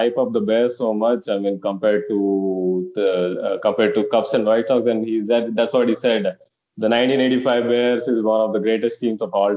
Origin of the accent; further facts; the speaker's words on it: India; also born or lived in Hyderabad; now in United States; growing up in India